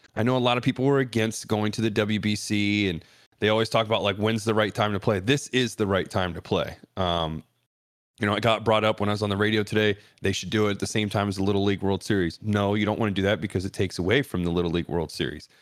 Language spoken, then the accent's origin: English; Ohio, United States; born or raised there